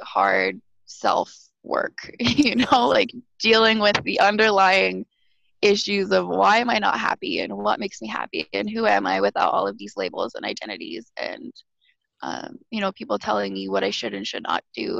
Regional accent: Alberta, Canada; moved away as an adult; now in Montreal, Canada; I am a born and raised Alberta girl

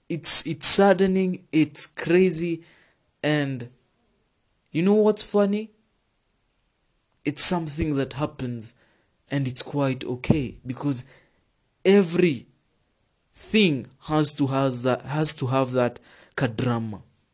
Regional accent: Kenya; I am from Africa and I am a Kenyan.

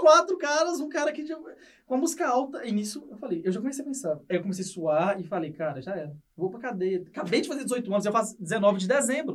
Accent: Ipatinga, Minas Gerais, Brazil; moved away as an adult; now in Toronto, Canada; eu sou do interior de Minas, de Patinga

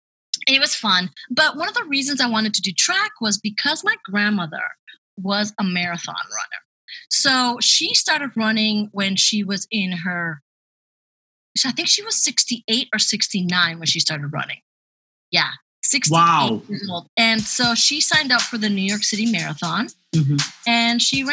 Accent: Spain; moved away; also born or lived in Ecuador / Peru; I was born in Ecuador. I was raised in Spain

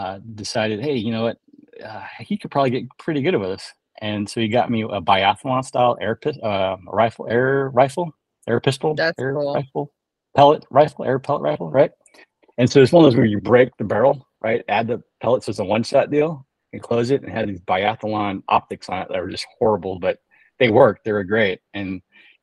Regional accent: California, United States; also born or lived in Chicagoland; I grew up in California

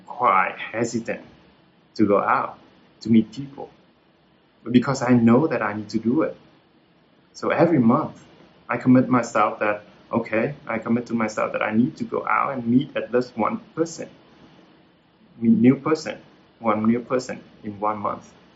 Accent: Hue, Thua Thien Hue, Vietnam; English is a second language; moved away as an adult; I'm from Hue, uh, central uh, of Vietnam, then I'm here for the university and I'm stay here uh, to work

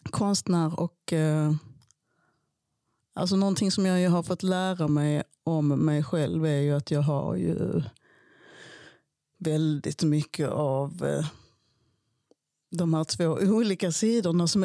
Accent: Malmö, Skåne, Sweden; born there; Jag föddes i Malmö som fransk medborgare 1973. Och jag blev så småningom svensk medborgare när min pappa också blev det.

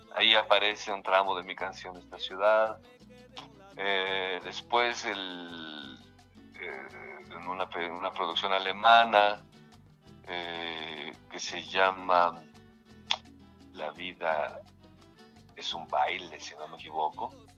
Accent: Mexico; estamos viviendo todos como mexicanos

